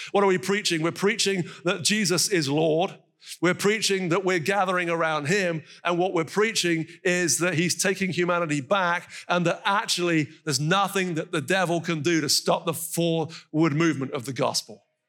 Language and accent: English; North Carolina, United States; moved away; from where I'm from in North Carolina, as you can tell from my accent